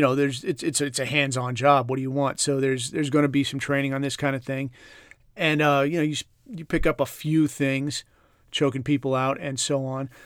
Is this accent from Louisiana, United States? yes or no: no; California, United States; moved away; I grew up in California